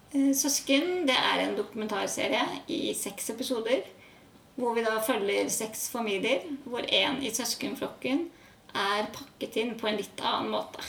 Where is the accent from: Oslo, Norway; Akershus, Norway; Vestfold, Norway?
Oslo, Norway; jeg kommer fra Oslo. Mm. Vokste opp eh, i et gammelt